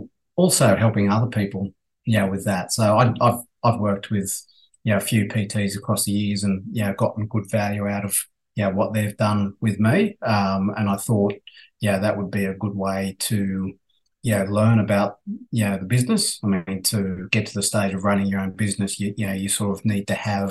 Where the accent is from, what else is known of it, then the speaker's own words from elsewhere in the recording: Australia; accent: Aussie; also born or lived in Dublin, Ireland; my Aussie accent actually got worse while I was over there